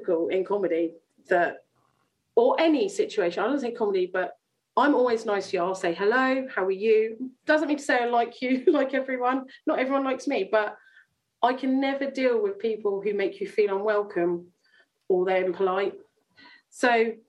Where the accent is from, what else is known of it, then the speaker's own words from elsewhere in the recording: Chandler's Ford, South East England, United Kingdom; I grew up in Chandler's Ford